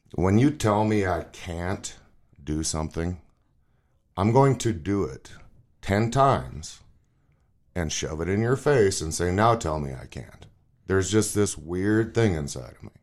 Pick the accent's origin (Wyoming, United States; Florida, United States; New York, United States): Wyoming, United States; Cody; also born or lived in Worland, Wyoming; I was born in Worland, Wyoming, but raised in Cody, Wyoming